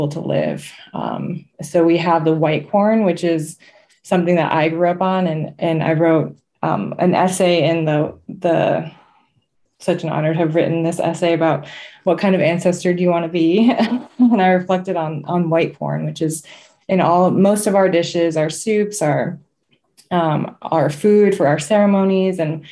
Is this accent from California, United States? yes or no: no; Seneca Nation, New York, United States; I'm from the Haudenosaunee, which is a confederacy throughout current day New York into Canada and Wisconsin. And I'm from the Seneca Nation